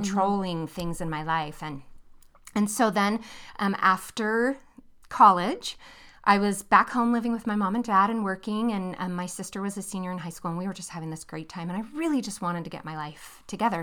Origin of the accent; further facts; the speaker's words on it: near San Francisco, California, United States; moved away as an adult; now in Utah, United States; We grew up in California, uh, near San Francisco